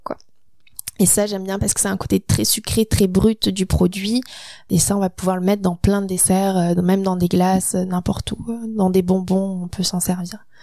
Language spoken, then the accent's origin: French; France; moved away as an adult; now in Quebec, Canada; commencé la pâtisserie en apprentissage en France, donc à mes 16 ans